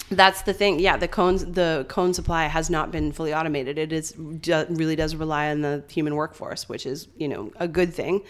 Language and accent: English; St. John's, Newfoundland and Labrador, Canada; moved away; I'm a townie meaning mm-hmm. I grew up in St. John's, the city